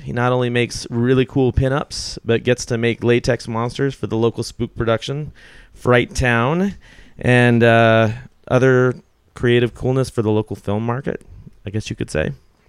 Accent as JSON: {"language": "English", "town": "Columbia", "region": "South Carolina", "country": "United States", "tie": "born or raised there", "said": "I grew up in Columbia, South Carolina."}